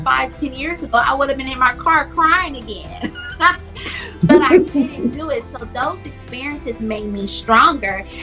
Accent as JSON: {"language": "English", "town": "Milwaukee", "region": "Wisconsin", "country": "United States", "tie": "born or raised there", "said": "I grew up in Milwaukee, Wisconsin"}